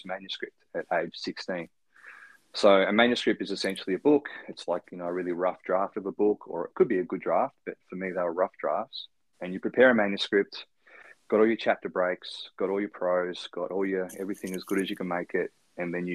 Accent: Ridgley, Tasmania, Australia; growing up in Ridgely, which is a tiny country town, northwest coast of Tasmania.

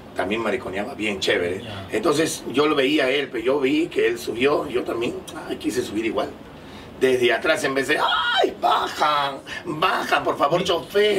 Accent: Lima, Peru; pero yo nací acá en Lima, en la maternidad de Lima nací

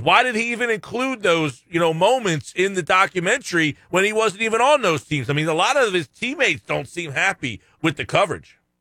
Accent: Margate, Ventnor, New Jersey, United States; I grew up in Margate, Ventnor. Ventnor, Margate.

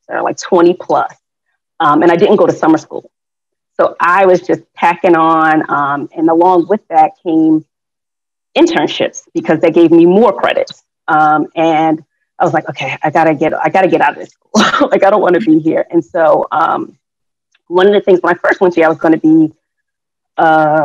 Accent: Newark, New Jersey, United States; born and bred in Newark, New Jersey. So I got to represent for the Brick City

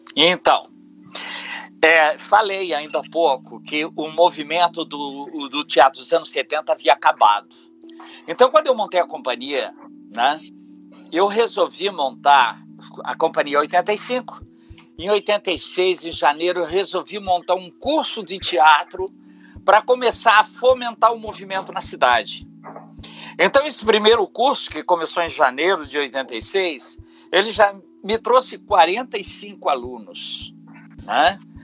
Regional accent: Itajaí, Santa Catarina, Brazil; also born or lived in Blumenau; eu tinha acabado de voltar para Itajaí, 1900, final de 84

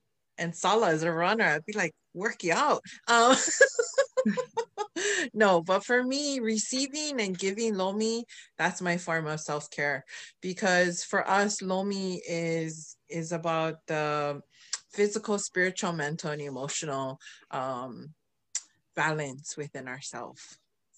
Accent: Hawaii Island, United States; now in Seattle, United States; I live here in Seattle. I'm originally from Hawaii Island, otherwise known as the Big Island.

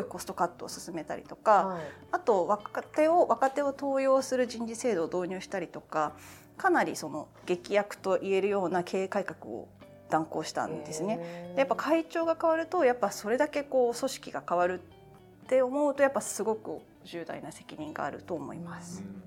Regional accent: Kanagawa, Japan; 神奈川県出身です

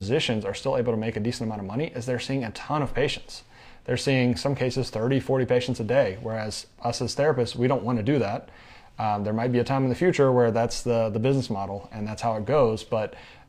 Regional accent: Michigan, United States; I'm from Michigan, thinking about a first assignment in Michigan or Florida.

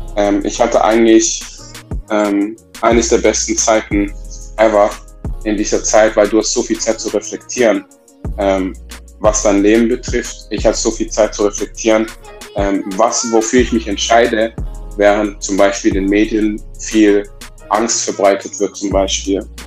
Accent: Southern Germany, Germany; dass ich im Süddeutschen aufgewachsen bin

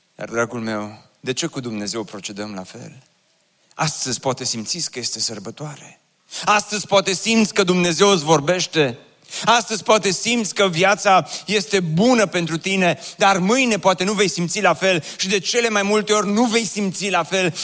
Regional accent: Oradea, Bihor County, Romania; m-am născut în Oradea și am copilărit în cartierul Ioșia pe strada Belșugului

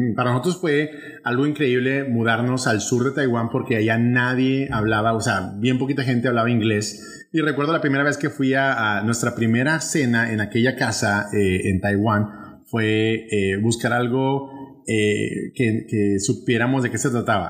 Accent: Monterrey, Nuevo León, Mexico; accent: northern Mexican regionalism; moved away as an adult; now in Puerto Rico; en Monterrey, México, de donde soy originario

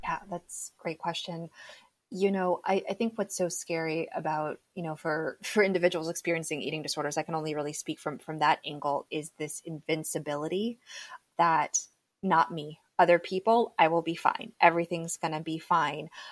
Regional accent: South Florida, United States; So I was actually born and raised in South Florida. I'm one of those very few like native Floridians

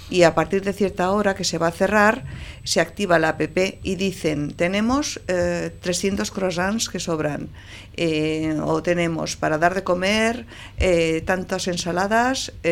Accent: Portugalete, Basque Country, Spain; born or raised there

